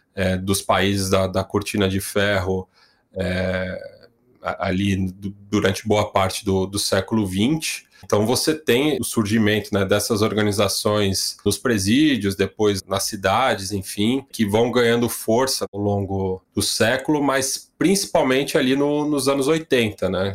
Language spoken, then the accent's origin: Portuguese; São Paulo, Brazil; vivendo aqui, nascido e criado aqui em São Paulo